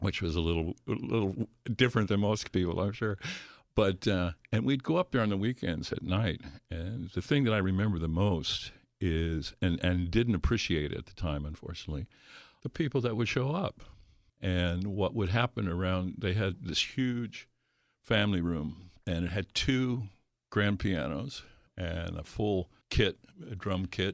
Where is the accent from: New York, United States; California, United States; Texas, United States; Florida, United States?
California, United States; Los Angeles; I grew up in the San Fernando Valley